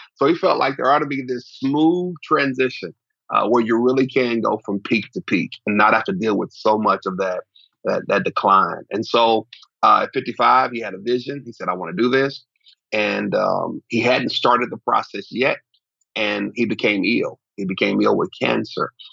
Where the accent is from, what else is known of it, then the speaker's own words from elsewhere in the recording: Oklahoma City, Oklahoma, United States; now in Dallas, United States; I grew up in Oklahoma City